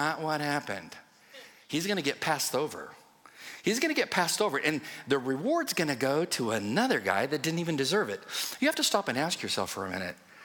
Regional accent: West Coast, United States; moved away; I'm from the West Coast. And I was raised around a lot of cowboys and stuff like

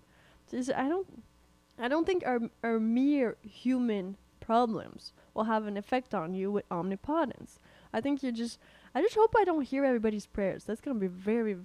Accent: Canada; We're Canadian

